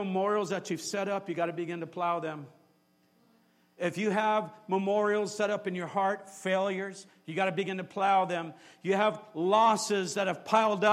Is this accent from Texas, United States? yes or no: no; San Jose, California, United States; I grew up here in San Jose. I grew up right off of Julian Street, went to San Jose High School.